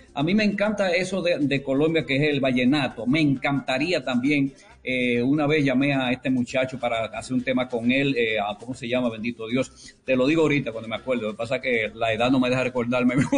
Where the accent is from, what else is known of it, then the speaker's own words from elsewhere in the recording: La Vega, Dominican Republic; moved away; also born or lived in Río Verde / San Francisco de Macorís / Puerto Rico; yo soy de La Vega